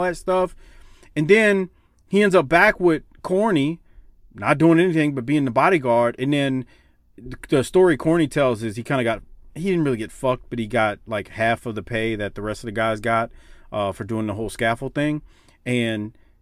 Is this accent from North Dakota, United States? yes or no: no; New Orleans, Louisiana, United States; I'm from New Orleans